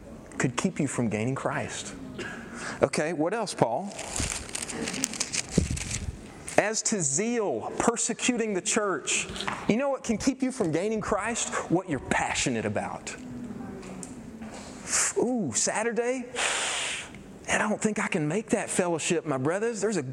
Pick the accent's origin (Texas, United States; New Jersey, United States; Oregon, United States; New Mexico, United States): Texas, United States; Irving